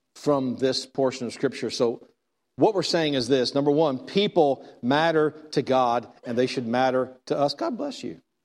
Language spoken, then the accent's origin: English; Texas, United States; I'm from Texas.